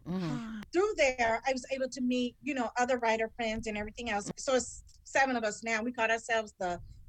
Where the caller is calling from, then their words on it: Missouri, United States; I'm about an hour and a half outside of St. Louis, about 90 minutes northwest of the St. Louis area, small little rural area, which has its blessings. I love the small town feel.